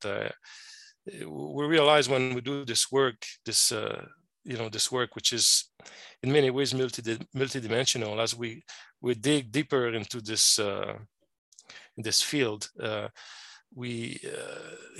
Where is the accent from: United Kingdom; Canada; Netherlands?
Canada; Quebec; accent: French Canadian; moved away as an adult; now in Arizona, United States; I'm a French Canadian. I'm originally from Quebec, Canada, the French province of Quebec. That's where mm-hmm. my funny accent is coming from.